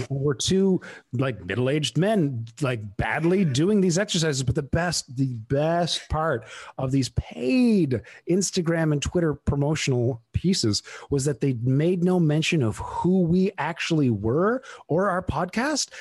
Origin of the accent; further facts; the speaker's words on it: United Kingdom; moved away as an adult; now in Canada; I'm from the UK